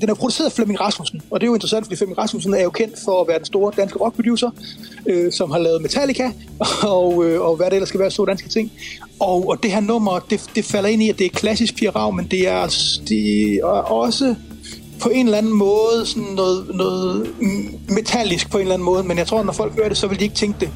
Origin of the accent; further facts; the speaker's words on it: Central Jutland, Central Denmark Region, Denmark; Grænsted, hvor jeg voksede op